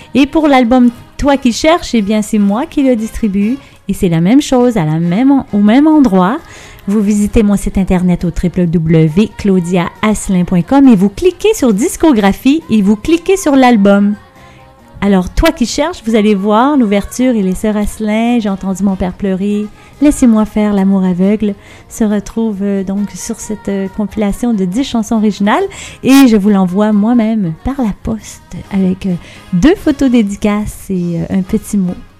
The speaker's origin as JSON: {"language": "French", "area": "banks of the St. Lawrence", "region": "Quebec", "country": "Canada", "tie": "born or raised there", "said": "j'ai grandi sur le bord du Saint-Laurent"}